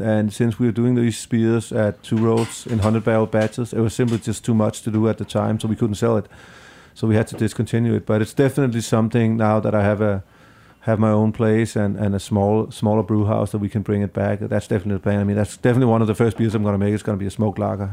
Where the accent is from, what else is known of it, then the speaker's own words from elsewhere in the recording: Denmark; now in New York, United States; I'm from Denmark